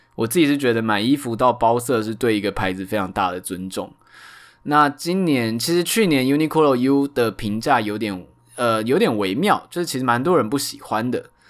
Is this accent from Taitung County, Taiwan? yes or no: no; Tainan, Taiwan; now in Taipei, Taiwan; 因为我是台南人